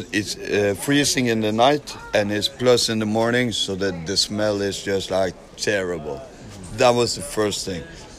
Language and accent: English; Norway; Yeah, I'm from Norway.